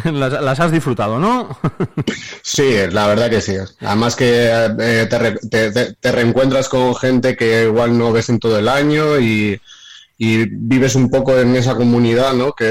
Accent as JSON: {"language": "Spanish", "town": "Guijosa", "region": "Castile and León", "country": "Spain", "tie": "born or raised there", "said": "he estado en las fiestas de mi pueblo, que no quiero dejar de mentar lo que es Guijosa y el otro Quintanilla de Niño Pedro"}